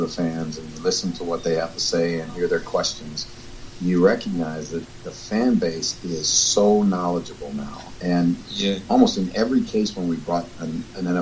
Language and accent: English; United States; I grew up in America